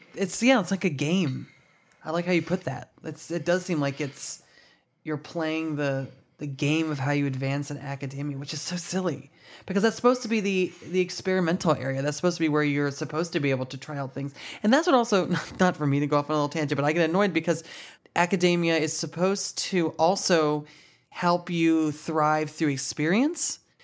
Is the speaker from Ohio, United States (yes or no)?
yes; Ohio, United States; now in New York City, United States; back in my hometown